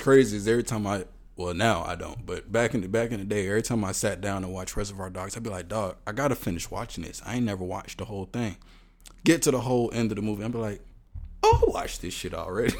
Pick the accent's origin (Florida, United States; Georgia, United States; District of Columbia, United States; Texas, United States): Texas, United States; Houston; I'm from Houston